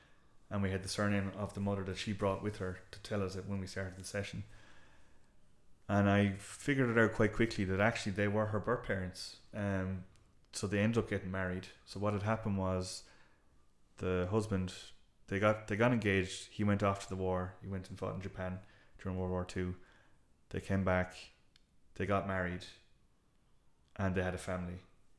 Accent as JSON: {"language": "English", "town": "Ennis", "region": "County Clare", "country": "Ireland", "lives_now": "Dublin, Ireland", "said": "So when I was in Ennis, I moved from Ennis to Dublin for the job. And at the time, I had the very West Coast attitude of, you know, well, screw Dublin, like, you know."}